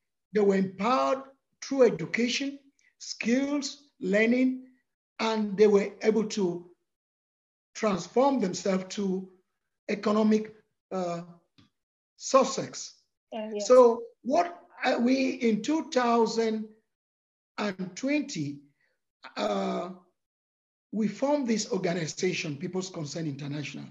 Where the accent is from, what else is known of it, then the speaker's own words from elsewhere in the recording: Cameroon; moved away as an adult; now in United States; I'm from Cameroon, okay, in Central Africa / West Africa